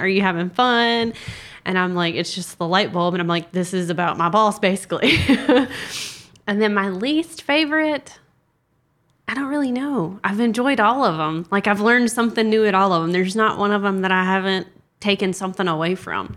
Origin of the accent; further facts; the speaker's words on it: South Carolina, United States; I'm from South Carolina.